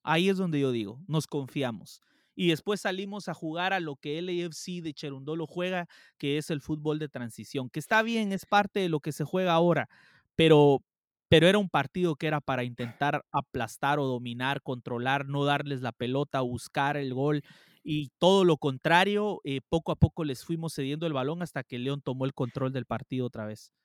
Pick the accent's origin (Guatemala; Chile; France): Guatemala; yo soy guatemalteco